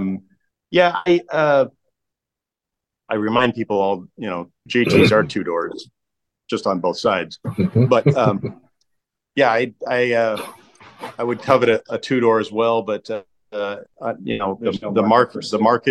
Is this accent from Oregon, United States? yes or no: yes; Portland, Oregon, United States; now in Michigan, United States; I grew up in the Portland, Oregon area